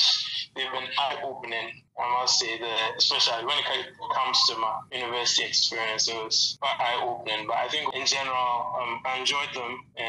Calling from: Ghana; I'm calling from Ghana, by the way.

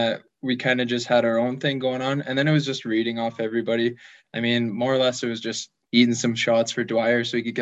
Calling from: Fort Saskatchewan, Alberta, Canada; I'm in Fort Saskatchewan, Alberta, just like 15 minutes outside Edmonton.

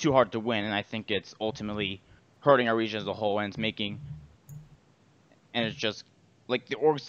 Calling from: Fort Worth, Texas, United States; I'm calling from Fort Worth, Texas.

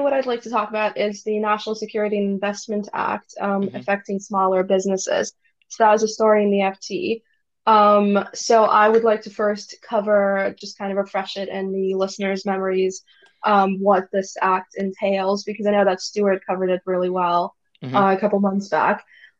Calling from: Russia; I am yet again in Russia.

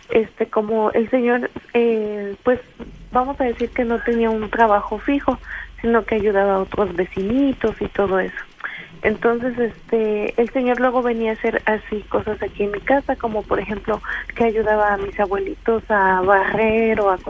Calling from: Fortín, Veracruz, Mexico; De Fortín.

